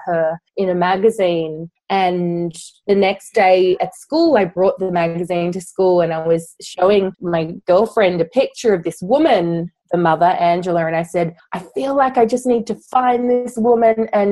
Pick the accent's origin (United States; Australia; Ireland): Australia; moved away as an adult; now in London, United Kingdom; I'm originally from Australia, but I moved to London about 10 years ago.